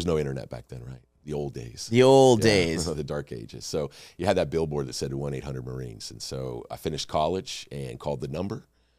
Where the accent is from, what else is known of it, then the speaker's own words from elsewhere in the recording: California, United States; I grew up in California. We moved around a lot.